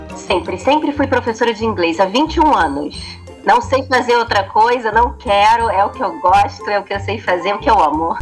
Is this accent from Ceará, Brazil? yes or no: no; Rio de Janeiro, Brazil; moved away as an adult; now in Portugal; Também sou do Rio.